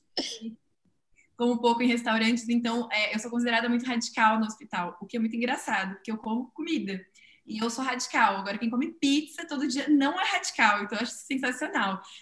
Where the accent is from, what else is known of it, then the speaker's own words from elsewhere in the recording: São Paulo, Brazil; Eu que sou de São Paulo